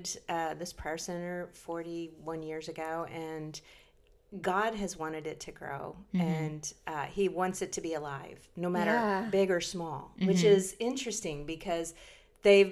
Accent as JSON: {"language": "English", "region": "Illinois", "country": "United States", "tie": "born or raised there", "moved": "as an adult", "said": "I grew up in Illinois on a farm"}